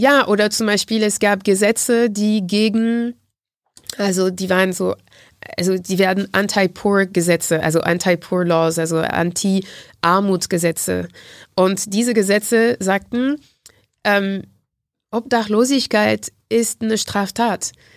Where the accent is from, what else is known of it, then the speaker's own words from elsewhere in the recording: Martinique; German is a second language; moved away; in dem Insel, Insel, wo ich herkomme, Martinique